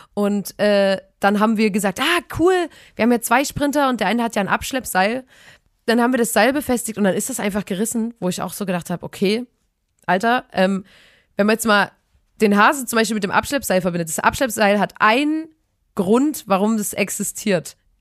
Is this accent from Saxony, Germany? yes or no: yes; Chemnitz, Saxony, Germany; wir kommen ja aus, aus einer richtig fetten Stadt Chemnitz